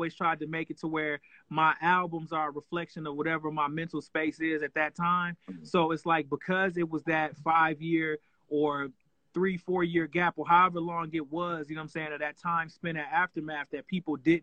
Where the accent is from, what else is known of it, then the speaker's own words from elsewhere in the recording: Flint, Michigan, United States; I'm from Flint, Michigan.